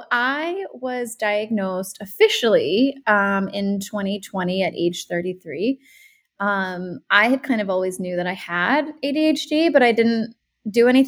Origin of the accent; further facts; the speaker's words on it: Rhode Island, United States; moved away as an adult; also born or lived in California / Brooklyn, New York / Los Angeles; now in San Diego, United States; I'm from Rhode Island. Then I moved to California for 10 years to do my grad school and everything. And then I went back to the East Coast, lived in Brooklyn. And then I moved back to Rhode Island